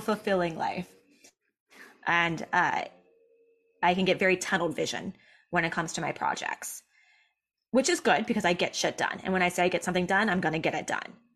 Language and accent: English; Southern California, United States; growing up in Southern California, but I was in a very white school